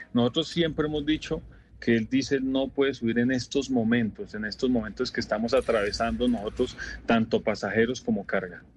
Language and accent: Spanish; Colombia; como colombianos